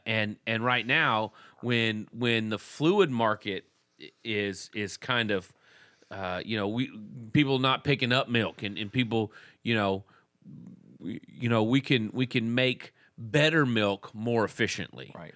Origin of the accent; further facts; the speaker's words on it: Texas, United States; growing up in Texas